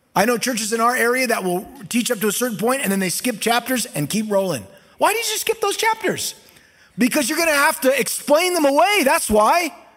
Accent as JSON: {"language": "English", "town": "Costa Mesa", "region": "California", "country": "United States", "tie": "born or raised there", "said": "the church that I grew up in there in Costa Mesa, California"}